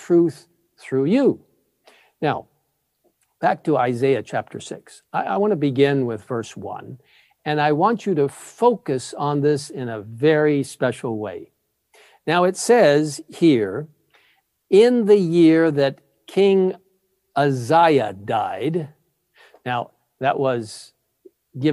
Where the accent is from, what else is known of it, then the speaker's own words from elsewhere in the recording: Cairo, Cairo Governorate, Egypt; moved away; I grew up in Cairo, Egypt